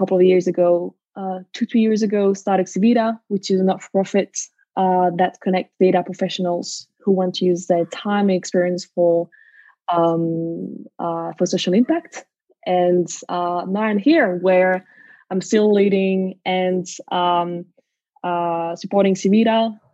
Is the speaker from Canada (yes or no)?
no; Brussels, Brussels-Capital Region, Belgium; moved away as an adult; now in Sydney, Australia; I'm originally from Brussels in Belgium